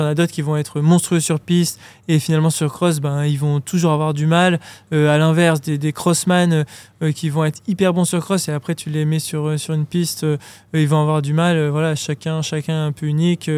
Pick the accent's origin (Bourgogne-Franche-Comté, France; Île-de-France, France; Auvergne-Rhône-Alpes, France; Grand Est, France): Auvergne-Rhône-Alpes, France; Grenoble; je viens de Grenoble, j'ai de la montagne tout autour de moi